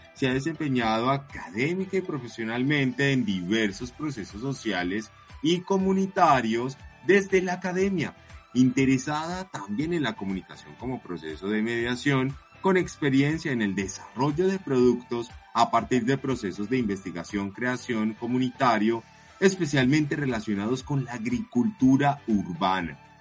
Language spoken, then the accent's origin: Spanish; Paisa, Antioquia, Colombia; esas raíces que nos han formado como paisas, como, como, como comunidad, como colombianos